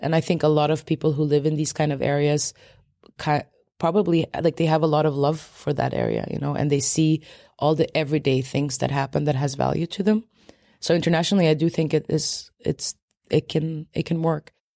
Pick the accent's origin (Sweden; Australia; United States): Sweden; I was born in Sweden, but my parents, uh, were there technically political refugees from Poland and they came shortly before I was born. So, like, I grew up in a very Polish home